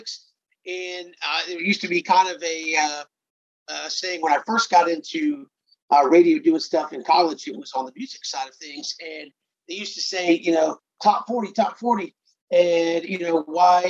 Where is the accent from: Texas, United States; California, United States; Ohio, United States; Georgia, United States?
Georgia, United States; Atlanta; I grew up in Metro Atlanta